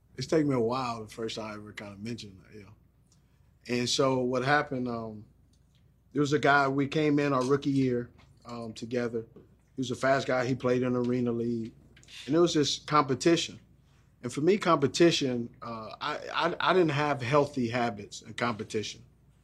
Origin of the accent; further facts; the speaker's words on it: Los Angeles, California, United States; Exactly. Remember, I grew up in the …, you know, ….